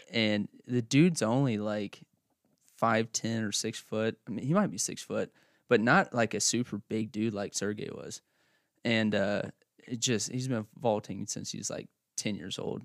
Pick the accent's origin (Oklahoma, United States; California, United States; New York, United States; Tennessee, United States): Oklahoma, United States; also born or lived in north central Kansas / Clyde, Kansas / central Kansas; now in Kansas, United States; I grew up in Oklahoma